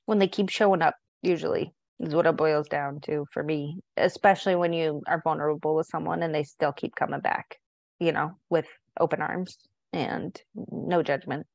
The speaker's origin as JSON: {"language": "English", "town": "San Diego", "region": "California", "country": "United States", "tie": "born or raised there", "moved": "yes", "lives_now": "Montana, United States", "said": "I grew up in San Diego so half of my life was in California, half of my life was in Montana"}